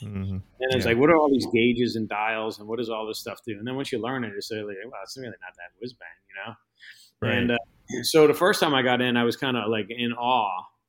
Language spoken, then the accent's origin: English; New York, United States; I came from New York, so I had no idea what kind of expect, you know?